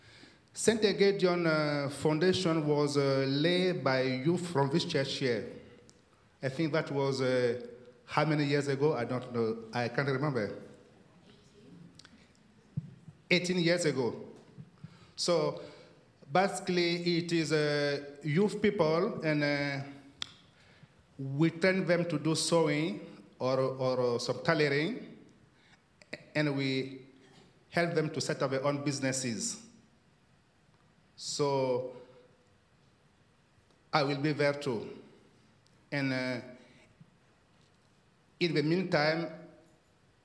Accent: Mali; moved away as an adult; now in United Kingdom; I'm going back to Mali, my home country.

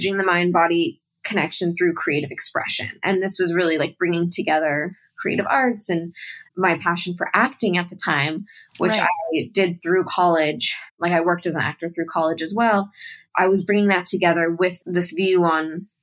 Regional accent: Malibu, California, United States; moved away as an adult; also born or lived in New York; now in North Carolina, United States; I grew up in Malibu, born and raised

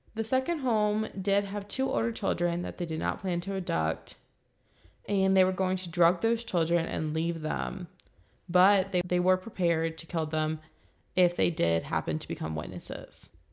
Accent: 20 minutes from Dayton, Virginia, United States; Dayton is a 20 minute drive from my hometown

